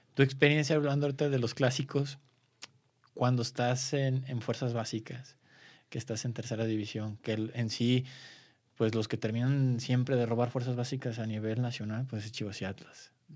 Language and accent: Spanish; Guadalajara, Jalisco, Mexico; yo soy de Guadalajara